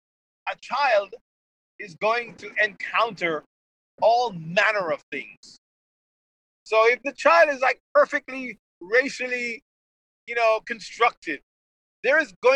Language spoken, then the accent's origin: English; Jamaica; I come from Jamaica. When I was a child, I was teased incessantly about my complexion.